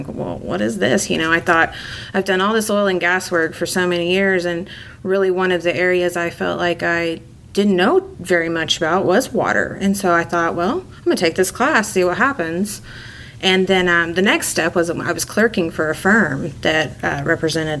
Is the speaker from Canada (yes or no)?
no; Texas, United States; also born or lived in Dallas area, Texas / Houston area, Texas / Midland, Texas; Growing up in Texas, I've lived in, you know, the Dallas area and the Houston area